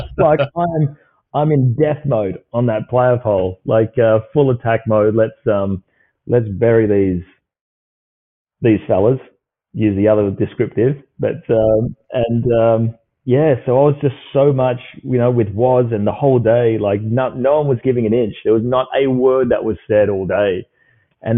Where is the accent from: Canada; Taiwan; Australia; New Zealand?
Australia; Perth, Western Australia; I grew up here in Perth